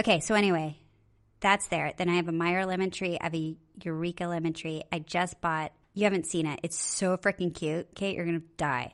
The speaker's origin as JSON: {"language": "English", "region": "Okinawa", "country": "Japan", "tie": "born or raised there", "said": "I was born in Okinawa"}